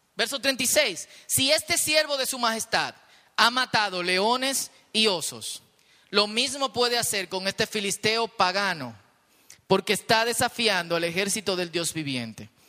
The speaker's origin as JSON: {"language": "Spanish", "country": "Dominican Republic", "said": "nosotros que somos dominicanos y vivimos en un país peligroso"}